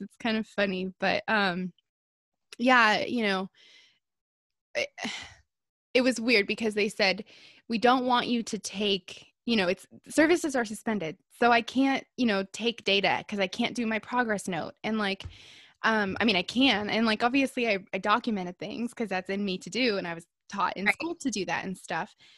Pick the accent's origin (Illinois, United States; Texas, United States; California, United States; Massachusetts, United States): California, United States; Southern; I live in Southern California. I was born and raised in Southern California